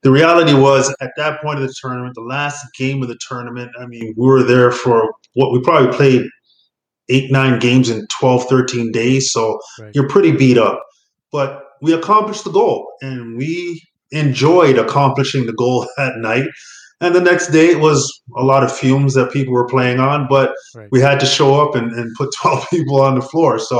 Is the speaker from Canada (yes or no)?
yes; Ontario, Canada; I'm from Ontario